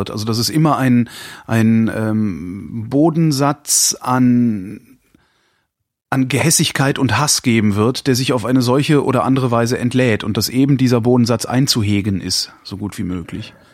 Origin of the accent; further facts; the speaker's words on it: Cologne, North Rhine-Westphalia, Germany; now in Berlin, Germany; ich komme aus Deutschland, aus einer Stadt, die heißt Köln